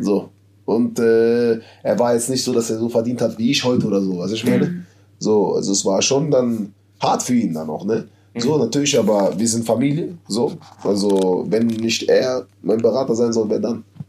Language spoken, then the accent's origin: German; Berlin, Germany; born or raised there; moved away as an adult; now in Madrid, Spain